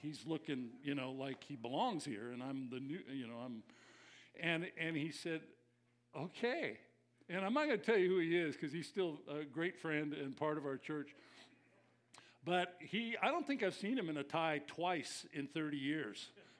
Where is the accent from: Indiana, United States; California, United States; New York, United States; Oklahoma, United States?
California, United States; I came from Southern Cal, so we didn't know formal down there.